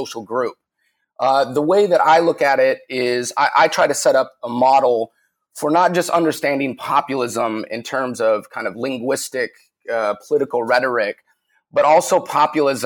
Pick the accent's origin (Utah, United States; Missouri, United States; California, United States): Utah, United States; Salt Lake City; moved away as an adult; also born or lived in San Diego; I grew up in Salt Lake City, Utah